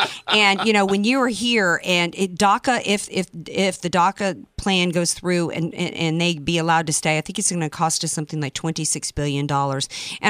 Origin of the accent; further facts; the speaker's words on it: the South, United States; now in California, United States; I come from the South, you know. My grandma was a maid, so you know, and she was from American Indian descent.